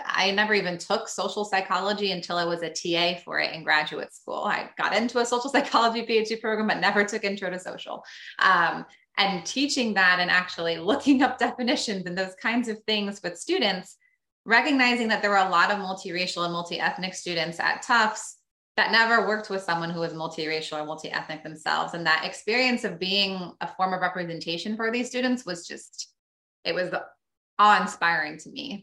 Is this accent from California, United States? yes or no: yes; Sacramento, California, United States; moved away as an adult; now in Medford, United States; i grew up in sacramento